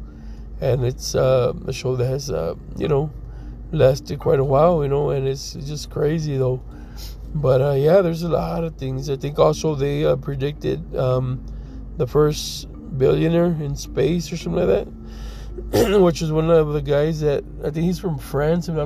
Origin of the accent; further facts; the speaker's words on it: Texas, United States; now in Colorado, United States; I'm from Texas, so I can tell you that the last time it snowed there was in 1985, which I was like maybe 4 or 5 years old at that time